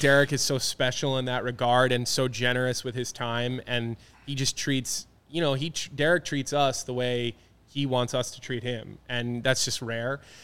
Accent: Philadelphia, Pennsylvania, United States; moved away; growing up in Philadelphia, being an Eagles fan

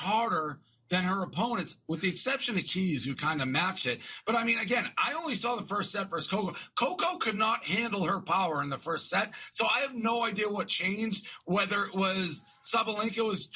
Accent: Boston, Massachusetts, United States; moved away as an adult; now in New York, United States; I'm from Boston, but I've been in New York 10 years

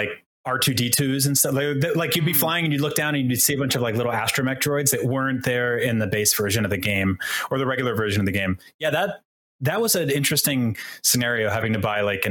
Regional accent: New Jersey, United States; I grew up in New Jersey watching the New Jersey Devils

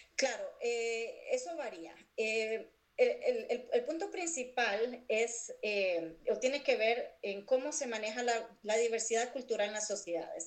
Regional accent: San José, Costa Rica; moved away as an adult; now in Cincinnati, United States; yo nací y crecí en San José, Costa Rica.

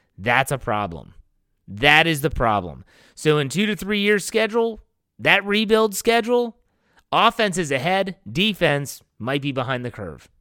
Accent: West Virginia, United States; my home state, the West Virginia Mountaineers

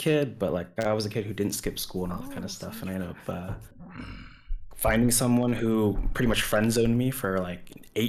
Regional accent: Portland, United States; I'm from Portland, by the way.

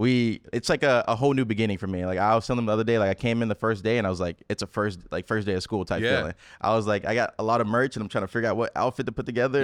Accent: Memphis, Tennessee, United States; So I'm 23. I'm from Memphis, Tennessee.

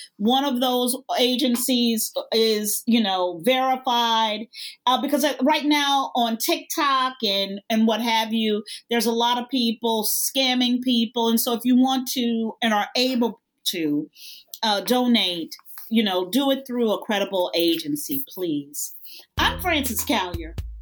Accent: United States; as an American

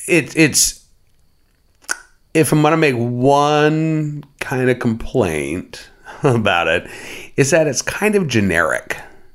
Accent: Oklahoma City, Oklahoma, United States; Growing up in Oklahoma, the big festival was the Festival of the Arts. Growing up in Oklahoma City, I should say, the big festival was the Festival of the Arts.

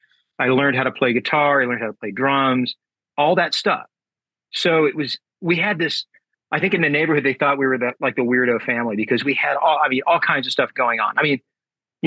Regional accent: San Diego, California, United States; I was born in San Diego, California, and raised here, and I currently still live here.

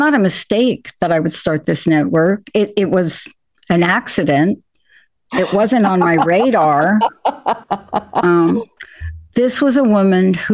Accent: New York, United States; I grew up in New York.

